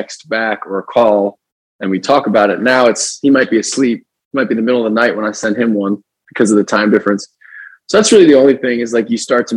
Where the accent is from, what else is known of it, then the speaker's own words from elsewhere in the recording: New Jersey, United States; moved away; We're going to go back to our hometown. We grew up in New Jersey